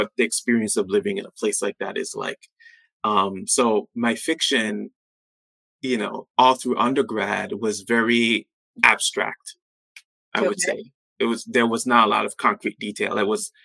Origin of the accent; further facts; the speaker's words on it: U.S. Virgin Islands; moved away as an adult; also born or lived in Pittsburgh, Pennsylvania; growing up on St. Thomas